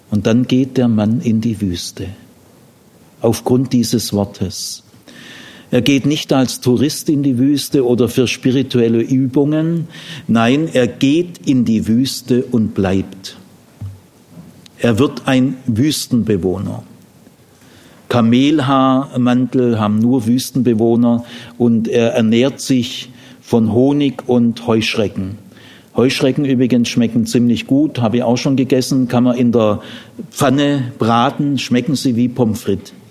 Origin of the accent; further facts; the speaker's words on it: Urbach, Baden-Württemberg, Germany; Also ich komme aus dem Remstal, äh, Urbach im Remstal. Die Rems ist eher größer wie der Jordan